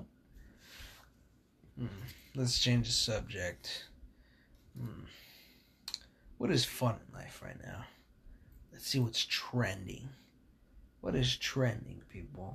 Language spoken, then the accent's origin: English; California, United States; I'm from California.